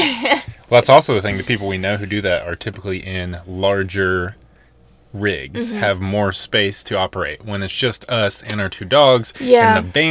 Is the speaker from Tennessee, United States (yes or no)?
yes; Nashville, Tennessee, United States; moved away as an adult; also born or lived in Colorado / Arizona; we were born and raised and spent most of my time in Nashville, but now we live in Colorado.